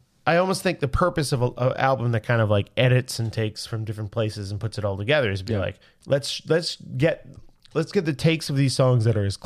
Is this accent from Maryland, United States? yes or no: no; New York, United States; I'm from New York.